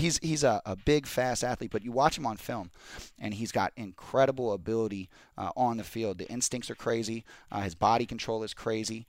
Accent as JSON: {"language": "English", "region": "Pacific Northwest", "country": "United States", "moved": "yes", "lives_now": "Los Angeles, United States", "said": "we're from the Pacific Northwest"}